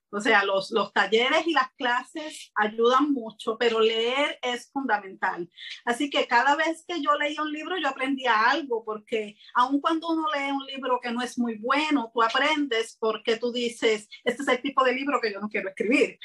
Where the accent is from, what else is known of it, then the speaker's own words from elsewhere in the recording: Puerto Rico; soy de Puerto Rico